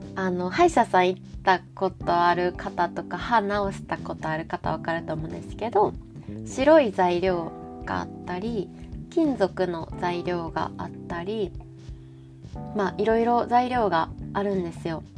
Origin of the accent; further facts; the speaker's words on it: Kansai, Japan; accent: Kansai dialect; 私もともと関西人